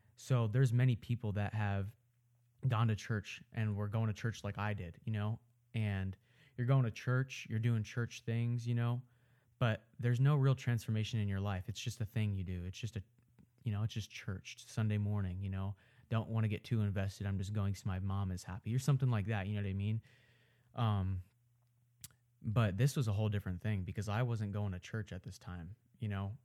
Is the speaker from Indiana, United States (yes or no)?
no; Omaha, Nebraska, United States; I live in Omaha, Nebraska. I'm from Omaha, Nebraska. I grew up here